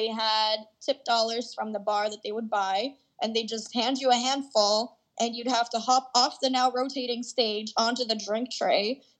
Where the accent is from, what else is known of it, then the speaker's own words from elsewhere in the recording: Canada; accent: Canadian English; myself speaking Canadian English